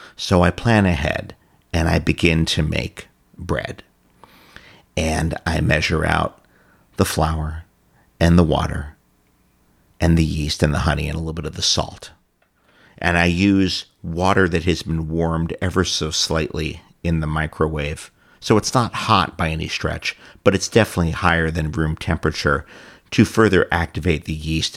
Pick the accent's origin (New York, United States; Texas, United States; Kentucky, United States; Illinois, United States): New York, United States; New York City; also born or lived in Ithaca; I grew up in New York City